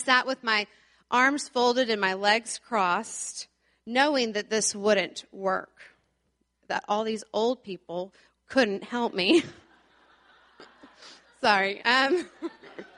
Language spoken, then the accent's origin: English; Plano, Texas, United States; I grew up around here in the Plano area